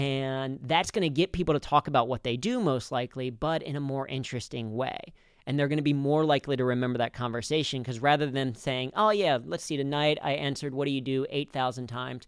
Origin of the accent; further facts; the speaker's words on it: Cincinnati, Ohio, United States; I grew up in Cincinnati